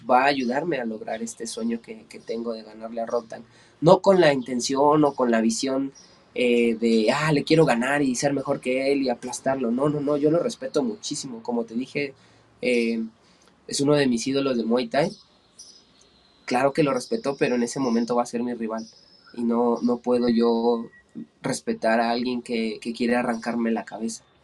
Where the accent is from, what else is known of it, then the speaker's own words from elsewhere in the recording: Ecatepec, State of Mexico, Mexico; Estado de México. Eh, en el, del municipio de Catepec. Estamos relativamente pegados a la Ciudad de México.